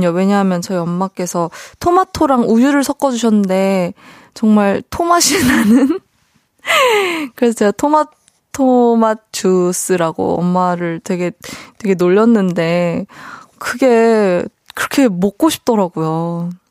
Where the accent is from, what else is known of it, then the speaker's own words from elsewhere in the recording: Busan, South Korea; 제가 그 부산에서 태어난 건 아니고 어 부산에서 이제 초중고를 나오다 보니까 그 이제 친구들이랑 있으면은 부산 사투리가 살짝 나오긴 하는데